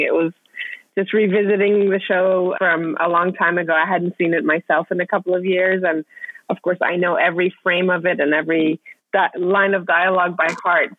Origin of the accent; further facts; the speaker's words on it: Vienna, Austria; moved away as an adult; also born or lived in Iran; now in United States; I was born in Iran, I grew up in Austria, and then came to the States for college